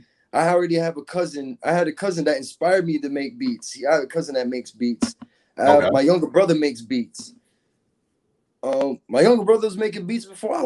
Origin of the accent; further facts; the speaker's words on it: Hollywood, Florida, United States; also born or lived in New York / Miami; Well, I'm from Hollywood, Florida. That I can say that. Broward County. I lived in Miami too.